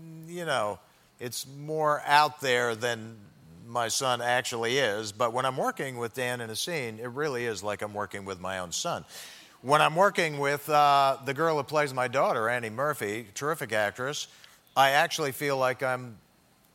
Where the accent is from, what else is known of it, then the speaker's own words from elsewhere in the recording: Canada; As a Canadian